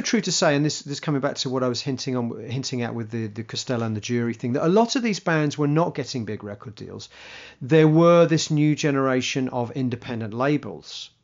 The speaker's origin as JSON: {"language": "English", "region": "England", "country": "United Kingdom", "said": "being English"}